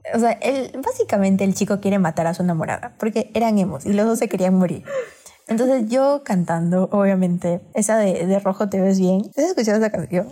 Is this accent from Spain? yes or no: no; Peru; ambas somos de Perú